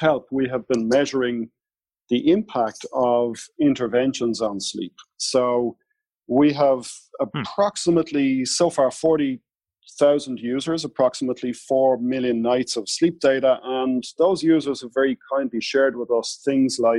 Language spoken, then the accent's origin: English; Ireland; I'm Irish fair-skinned